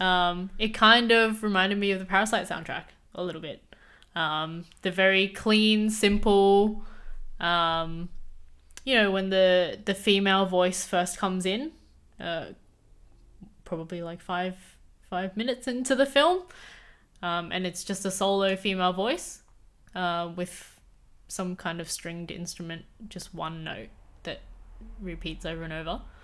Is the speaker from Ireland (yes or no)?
no; Australia; I was born in Australia